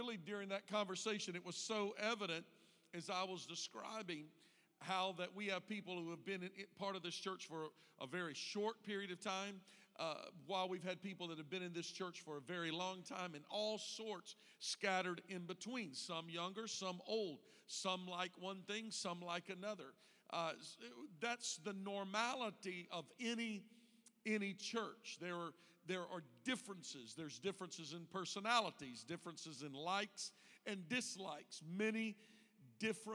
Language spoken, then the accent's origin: English; Deep South, United States; now in Indiana, United States; I was raised in the Deep South